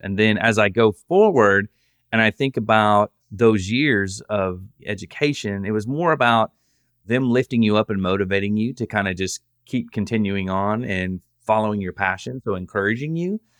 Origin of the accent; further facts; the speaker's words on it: Southern, United States; accent: Southern; my Southern accent